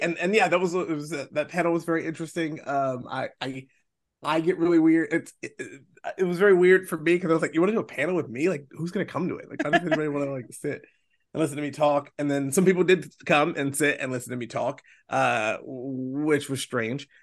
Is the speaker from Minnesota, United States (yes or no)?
no; Baltimore, Maryland, United States; also born or lived in South Carolina; now in Charleston, United States; I'm from Baltimore, Maryland. Uh, yeah, I live, I, you know, I, I, the first, I guess first third now of my life was spent there.